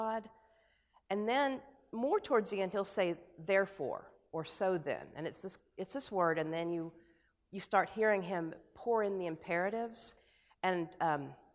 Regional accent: United States; as an American

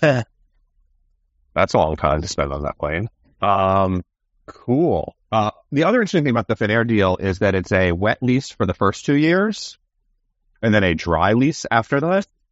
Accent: Gainesville, Florida, United States; I'm Gainesville.

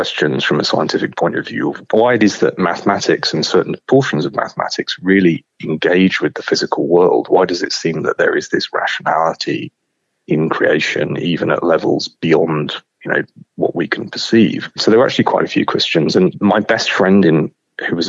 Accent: London, United Kingdom; I was born in London and then grew up sort of in and around there

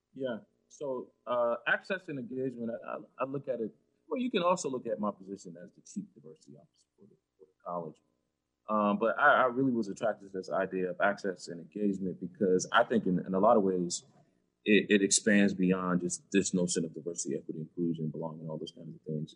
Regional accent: Georgetown, South Carolina, United States; now in Kansas City, United States; I, grew up in South Carolina on the coast, uh, Georgetown, South Carolina, which is uh, 30 miles south of Myrtle Beach

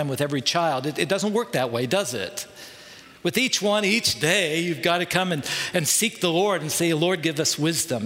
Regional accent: United States; we as American Christians

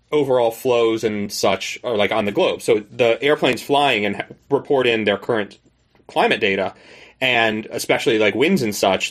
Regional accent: North Florida, United States; moved away as an adult; I grew up in North Florida in, you know, the swamps that there

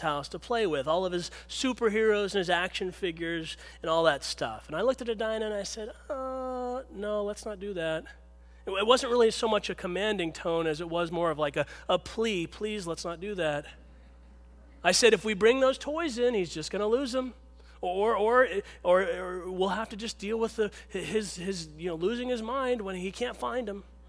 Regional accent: Pittsburgh, Pennsylvania, United States; where I grew up in Pittsburgh

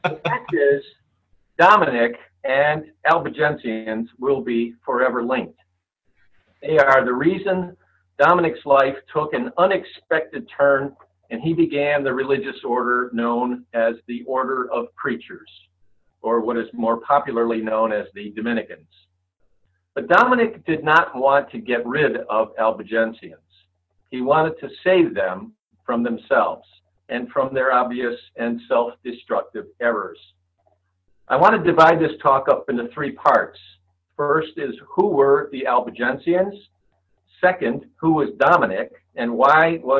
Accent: Cleveland, Ohio, United States; I'm from Cleveland, Ohio

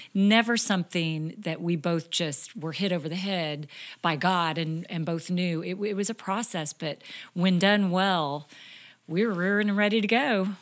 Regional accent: Topeka, Kansas, United States; moved away as an adult; also born or lived in Iowa; I came from Topeka, Kansas, grew up there, same house my entire life until I married you, John.

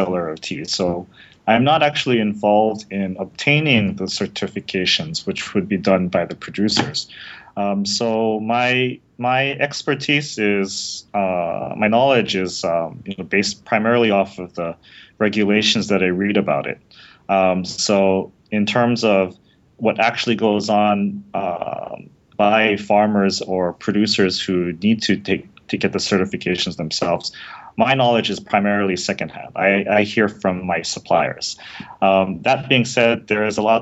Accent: Honolulu, Hawaii, United States; moved away as an adult; also born or lived in Rhode Island; now in Japan; I'm originally from Honolulu, Hawaii

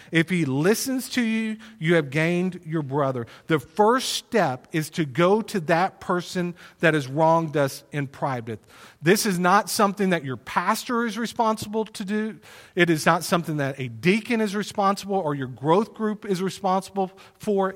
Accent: Plano, Texas, United States; also born or lived in Wylie, Texas; we moved from Plano to Wiley, um, on my twelfth birthday. And so I was in the sixth grade.

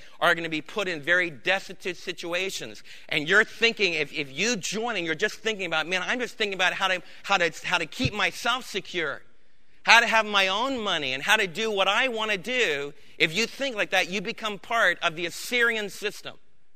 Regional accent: Florida, United States; When I was a kid growing up in Florida

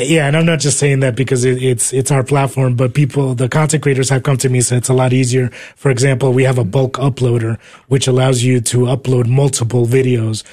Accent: New Jersey, United States; moved away as an adult; also born or lived in Uruguay / New York City, United States; now in Texas, United States; I came here when I was four years old. I was raised in New Jersey

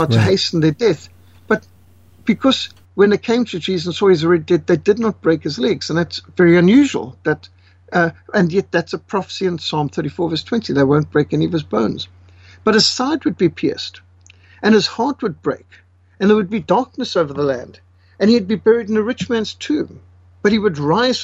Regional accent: Zimbabwe; I was raised in Rhodesia in a secular family

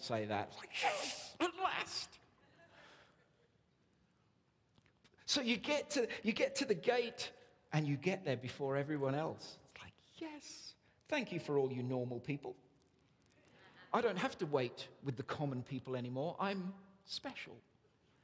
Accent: England, United Kingdom; we're English

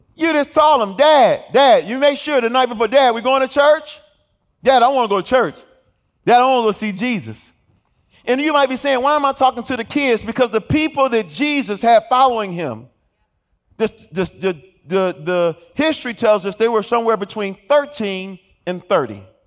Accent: Detroit, Michigan, United States; I'm from Detroit, Michigan

